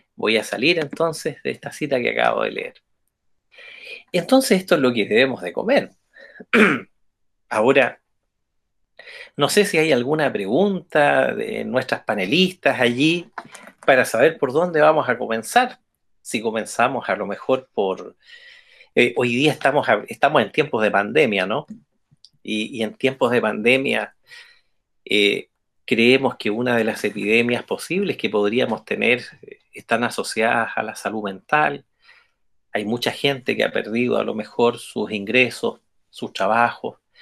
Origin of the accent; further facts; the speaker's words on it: Chile; como buenos chilenos y chilenas